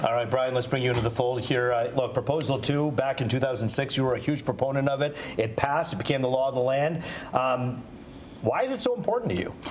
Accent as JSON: {"language": "English", "town": "Troy", "region": "Michigan", "country": "United States", "tie": "born or raised there", "said": "an Indian American kid who grew up in Troy"}